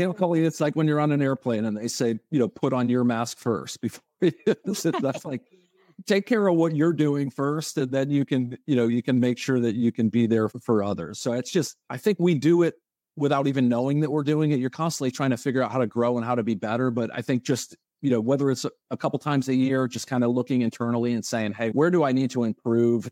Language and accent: English; Connecticut, United States; moved away as an adult; also born or lived in Atlanta; now in Tampa, United States; I'm originally from Connecticut. I was there until I finished college at University of Connecticut